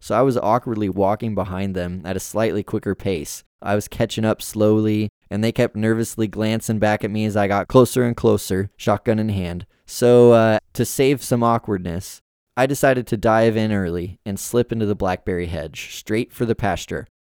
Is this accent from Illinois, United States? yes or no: no; rural Yamhill County, Oregon, United States; the coastal mountains, which stood just outside of my hometown.